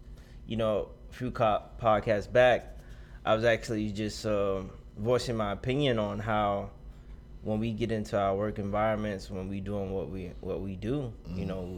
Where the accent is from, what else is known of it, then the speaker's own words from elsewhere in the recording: Pompano Beach, Florida, United States; I'm from Pompano, y'all.